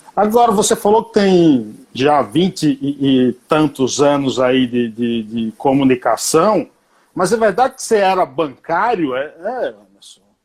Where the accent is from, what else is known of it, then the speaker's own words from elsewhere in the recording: Paiaiá, Bahia, Brazil; em homenagem à minha terra, onde eu nasci